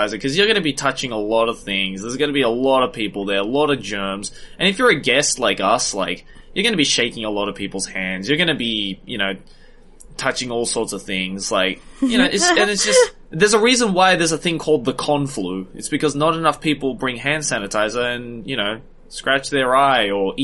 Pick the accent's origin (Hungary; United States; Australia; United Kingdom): Australia; Sydney, New South Wales; growing up in Sydney